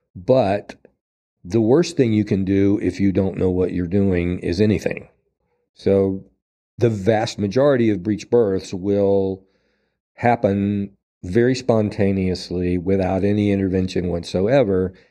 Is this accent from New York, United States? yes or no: no; Asheville, North Carolina, United States; my hometown, to Asheville